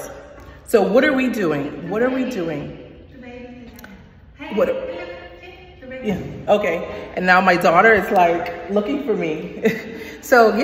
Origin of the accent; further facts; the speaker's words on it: Bahamas; now in United States; I am from the Bahamas and I am in America